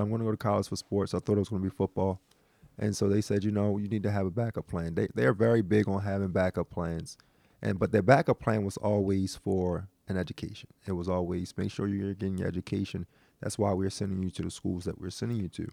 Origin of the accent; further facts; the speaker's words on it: Baltimore, Maryland, United States; born and raised in West Baltimore